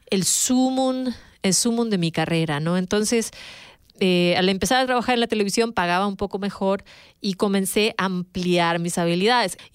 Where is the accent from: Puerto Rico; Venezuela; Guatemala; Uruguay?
Uruguay; now in United States; como decimos en mi país, en Uruguay, rebuscando.